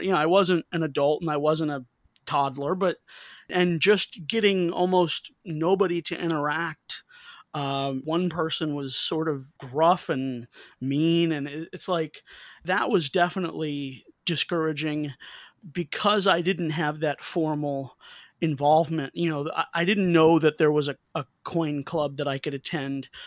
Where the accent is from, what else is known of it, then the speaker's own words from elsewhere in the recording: St. Louis, Missouri, United States; I'm from Saint Louis, and in Saint Louis, baseball is darn near a state religion, and my family, we grew up rooting for the Cardinals